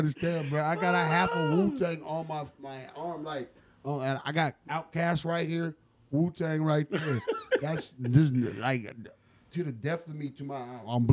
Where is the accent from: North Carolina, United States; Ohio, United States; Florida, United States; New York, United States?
North Carolina, United States; Charlotte; I grew up in Charlotte, North Carolina